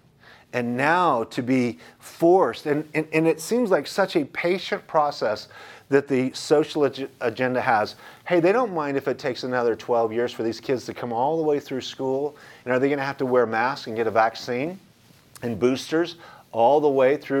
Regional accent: United States; as an American, as a Christian, as an American, as a patriot

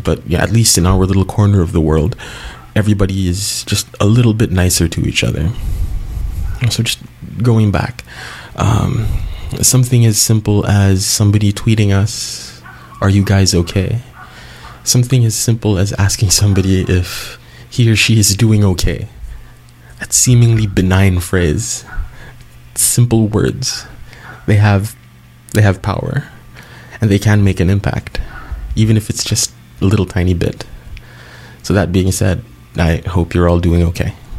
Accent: Cebu City, Central Visayas, Philippines; Cebu um, in 2013, my hometown

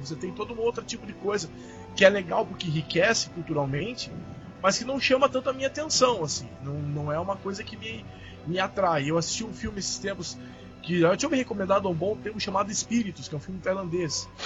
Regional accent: Curitiba, Paraná, Brazil; eu sou de Curitiba, mas minha família é de Santa Catarina

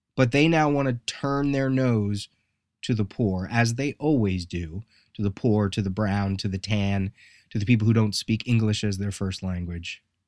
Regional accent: United States; I just was fortunate that I was born here

